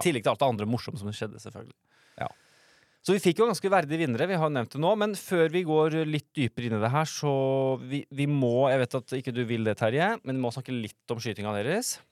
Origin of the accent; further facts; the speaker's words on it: Østfold, Norway; jeg er fra Østfold